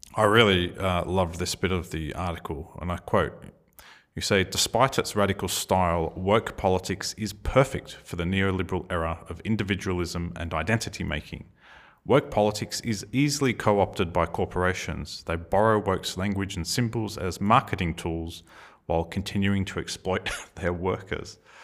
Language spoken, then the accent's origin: English; Australia